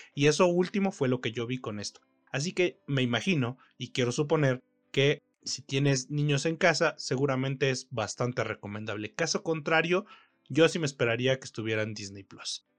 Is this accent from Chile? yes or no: no; Ecatepec, State of Mexico, Mexico; Yo crecí en Ecatepec, en Ecatepec, Estado de México, en México, evidentemente.